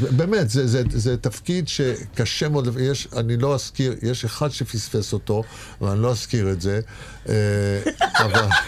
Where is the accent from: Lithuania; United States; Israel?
Israel; born or raised there